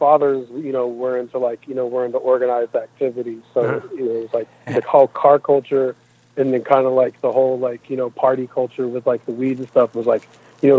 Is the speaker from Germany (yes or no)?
no; Japan; moved away; when I was growing up in Japan in, like, the 90s.